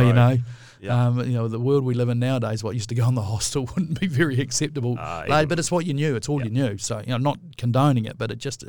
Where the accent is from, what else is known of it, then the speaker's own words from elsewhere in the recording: New Plymouth, Taranaki, New Zealand; born there; Look, I was born in New Plymouth. So, you know, there's a lot of cousins in Taranaki.